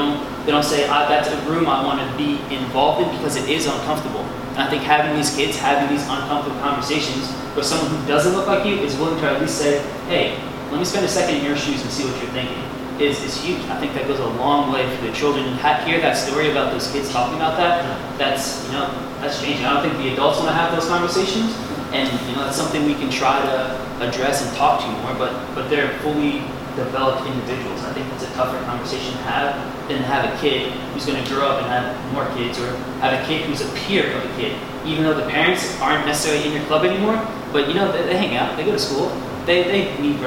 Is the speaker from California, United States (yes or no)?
no; small town New Jersey, United States; I'm from New Jersey, pretty country, a lot of white faces